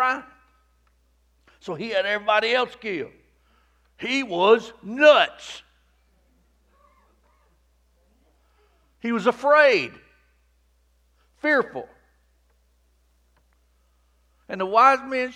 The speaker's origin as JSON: {"language": "English", "town": "Rockmart", "region": "Georgia", "country": "United States", "tie": "born or raised there", "said": "I grew up in the Promised Land. I mean, Rockmart"}